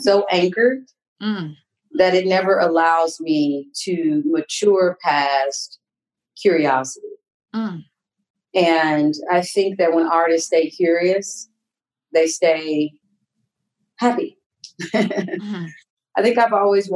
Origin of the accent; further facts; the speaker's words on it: Kansas, United States; moved away; also born or lived in New York; growing up in Kansas